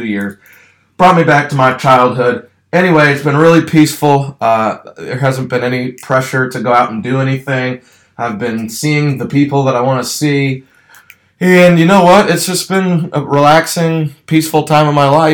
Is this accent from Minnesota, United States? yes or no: no; Ashburn, Virginia, United States; also born or lived in Lynchburg, Virginia; my hometown of Ashburn, Virginia